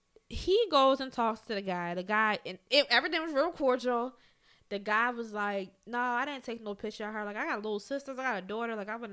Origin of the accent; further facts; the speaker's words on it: Baltimore, Maryland, United States; I'm from West Baltimore. I cut people.